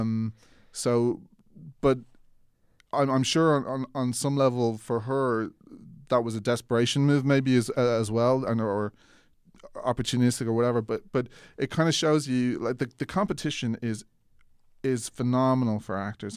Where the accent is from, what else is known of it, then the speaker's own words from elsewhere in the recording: Ireland; accent: Irish; I was Irish